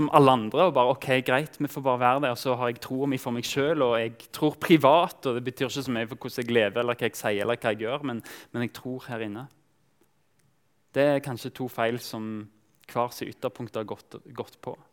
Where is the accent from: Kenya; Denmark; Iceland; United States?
Kenya; also born or lived in Tanzania; jeg vokste opp som misjonærbarn i Kenya og, og, Tanzania. Av og til så, så følte jeg meg fremmed fordi Egentlig bare pga. hudfarge. Jeg snakka språket